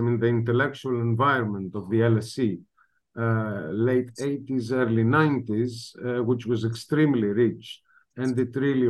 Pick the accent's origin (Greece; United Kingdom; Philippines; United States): Greece; northern Greece; English is a second language; I grew up in the north of Greece. I studied in Thessaloniki